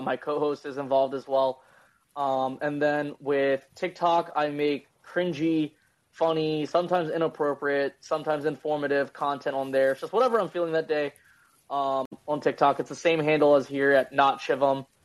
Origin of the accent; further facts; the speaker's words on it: Virginia, United States; I'm from Virginia